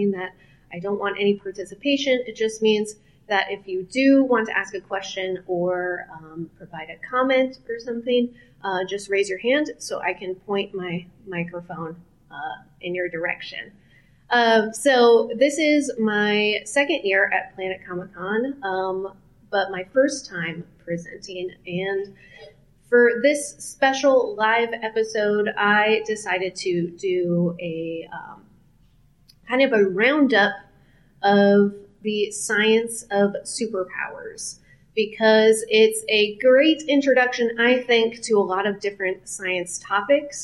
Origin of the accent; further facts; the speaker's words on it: Kansas City, Missouri, United States; my hometown of Kansas City, Missouri